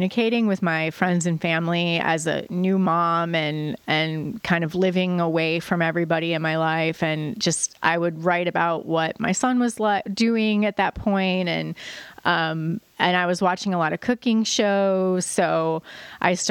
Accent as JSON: {"language": "English", "town": "Joliet", "region": "Illinois", "country": "United States", "tie": "born or raised there", "said": "I grew up in Joliet, which is a city about an hour south of Chicago."}